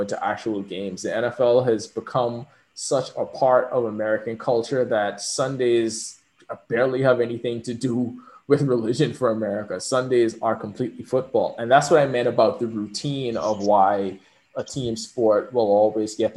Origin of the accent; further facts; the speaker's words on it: Bahamas; moved away; also born or lived in Kentucky; I was from the Bahamas